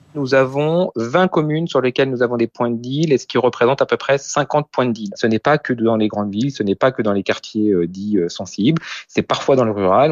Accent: Marseille, Provence-Alpes-Côte d'Azur, France; en tant que Marseillais

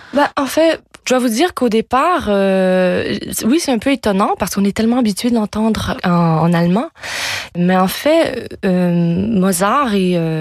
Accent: Quebec, Canada; first language French; moved away; also born or lived in France; retourner chanter sur ma terre natale

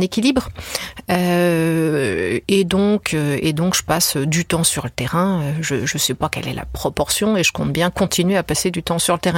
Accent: France; je suis française

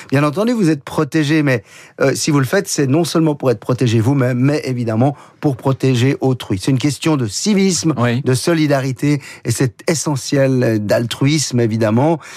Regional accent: Geneva, Switzerland; chez nous à Genève

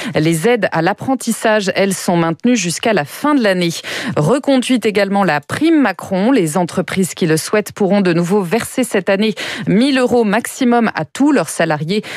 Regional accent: France; chez nous, en France

